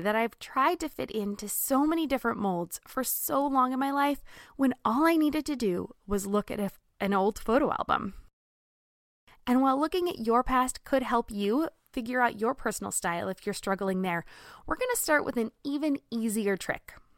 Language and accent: English; Southern California, United States; moved away as an adult; also born or lived in Texas / Midwest; I grew up in Southern California